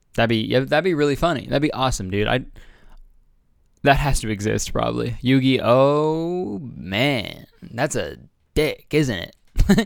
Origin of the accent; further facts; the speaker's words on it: Toronto, Ontario, Canada; moved away; I'm doing a show in Toronto, Toronto, Canada, Ontario, my hometown